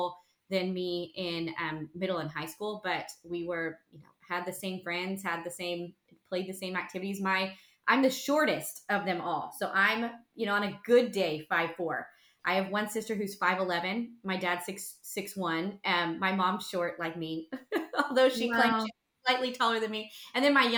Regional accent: North Texas, United States; also born or lived in Tulsa; I grew up here in North Texas

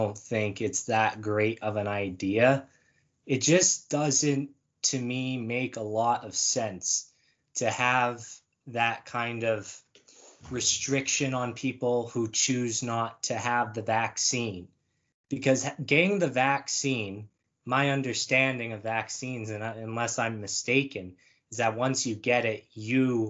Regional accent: Regina, Saskatchewan, Canada; I'm from Regina, Saskatchewan

